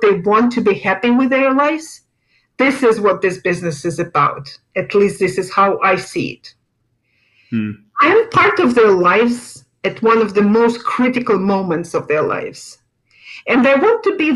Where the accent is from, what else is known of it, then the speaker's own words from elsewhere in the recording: Moscow, Russia; moved away as an adult; also born or lived in Europe; now in Naples, United States; I was born in Moscow, Russia, and worked most of my life in Russia and in Europe.